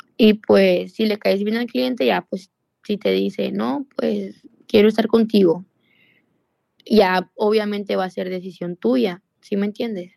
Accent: Sonora, Mexico; yo soy de Sonora y ahí donde trabajo pues me queda como a 14 horas en autobús

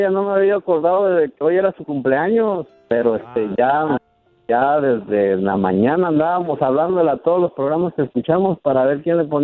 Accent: Córdoba, Veracruz, Mexico; Yo soy de Veracruz, de Córdoba.

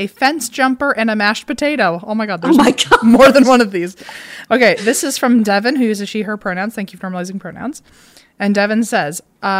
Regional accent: British Columbia, Canada; I'm from Vancouver Island and I was at your Vancouver live show.

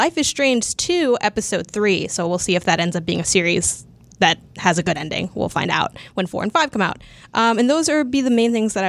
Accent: Chicago, Illinois, United States; I'm from Chicago

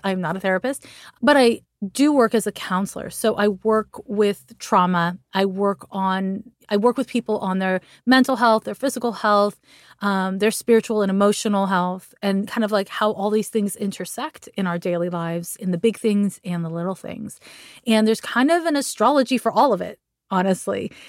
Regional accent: Montreal, Quebec, Canada; I'm from Montreal, Quebec

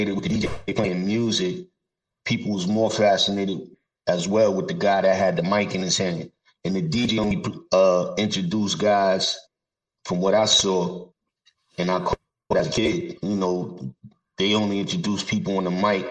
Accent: New York City, New York, United States; I grew up in Brooklyn and Queens

